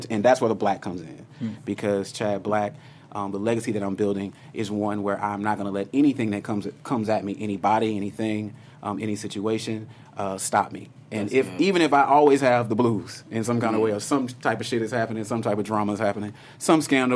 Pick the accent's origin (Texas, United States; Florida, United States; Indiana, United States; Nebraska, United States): Texas, United States; Houston; I come from Houston, Texas, just by the way, born and raised